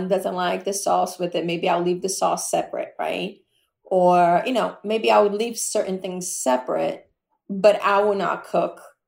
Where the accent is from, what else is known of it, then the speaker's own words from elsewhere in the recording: Brazil; moved away; growing up in Brazil, we had somebody that worked